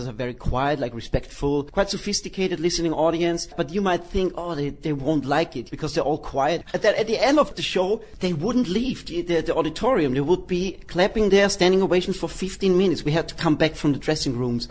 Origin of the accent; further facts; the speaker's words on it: Vienna, Austria; from Vienna, Austria